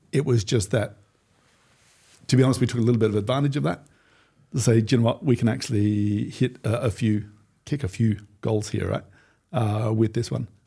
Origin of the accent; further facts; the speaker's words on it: Australia; okay, I'm from Australia. Football, I'm sorry, it's not really a big thing for us.